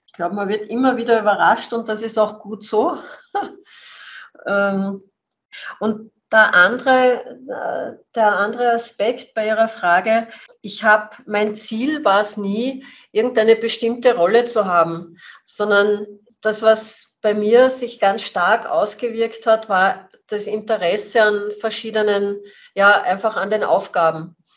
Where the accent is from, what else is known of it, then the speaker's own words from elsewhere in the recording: Salzburg, Austria; ich bin in Salzburg aufgewachsen